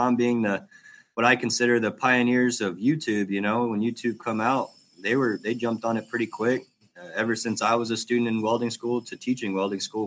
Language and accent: English; Jacksonville, Texas, United States; also born or lived in Dallas, Texas; I'm from Jacksonville, Texas, small town over there by Tyler, Longview area